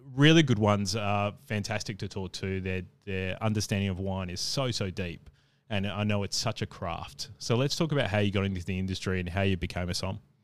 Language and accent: English; Adelaide, South Australia, Australia; moved away; also born or lived in Brisbane / Perth; I lived in Perth and obviously I'm from Adelaide